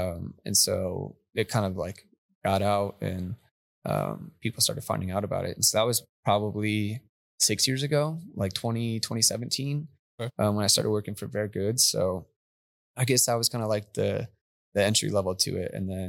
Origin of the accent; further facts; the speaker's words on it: New Mexico, United States; now in Texas, United States; No, I'm from New Mexico actually.